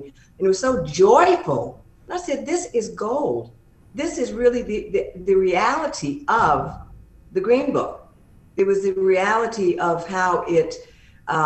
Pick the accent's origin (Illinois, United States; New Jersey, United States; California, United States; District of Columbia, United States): District of Columbia, United States; Washington; moved away; I'm from Washington, D.C. originally